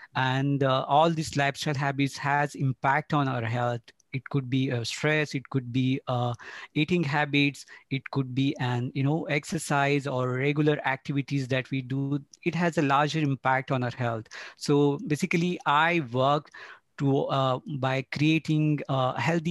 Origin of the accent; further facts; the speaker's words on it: Belgaum, Karnataka, India; now in Bangalore, India; I am from Belgaum, Karnataka, and I live in Bangalore, and I'm working in Bangalore since last 10 years.